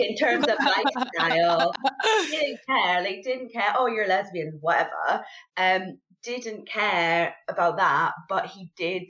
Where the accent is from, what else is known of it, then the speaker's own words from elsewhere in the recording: England, United Kingdom; now in Scotland, United Kingdom; I grew up in England and then live in Scotland